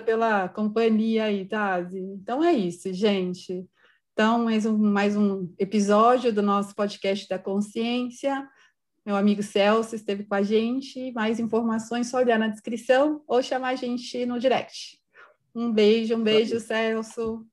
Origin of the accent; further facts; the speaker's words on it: São Paulo, Brazil; sou de São Paulo, moro em São Paulo